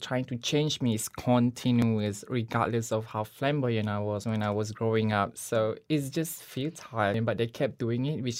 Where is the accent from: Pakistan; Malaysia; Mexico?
Malaysia; Balik Pulau, Penang; moved away as an adult; now in London, United Kingdom; I'm from Penang, Malaysia, and we live in a very rural area in Balik Pulau. Everyone is so very close-knit. My family is quite conservational, very religious.